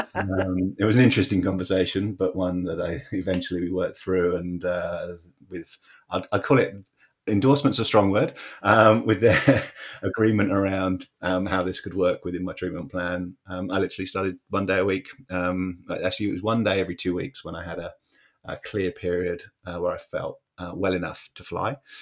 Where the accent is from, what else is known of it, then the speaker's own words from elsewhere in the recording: Bedford, East of England, United Kingdom; where I grew up in England, uh, it was a town called Bedford